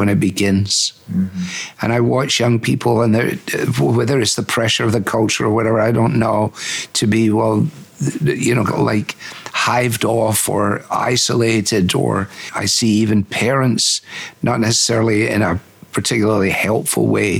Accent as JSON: {"language": "English", "country": "United Kingdom", "moved": "yes", "lives_now": "United States", "said": "I'm in a local church in America, but I'm still British in so much of my mentality"}